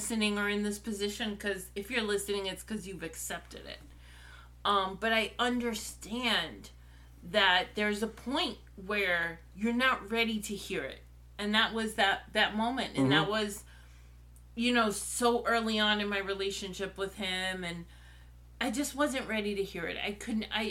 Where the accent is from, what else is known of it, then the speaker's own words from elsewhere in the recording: New York City, New York, United States; also born or lived in Brooklyn; we moved from where I was born in Brooklyn to Queens when I was a few months old.